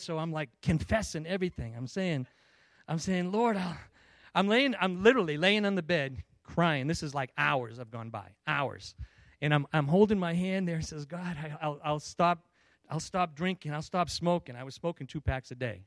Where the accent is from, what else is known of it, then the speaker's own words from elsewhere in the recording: Stoughton, Massachusetts, United States; accent: Boston; moved away as an adult; also born or lived in California; I grew up in Stoughton, Massachusetts. I recently just returned from California, um, and uh, after being gone for like 35 years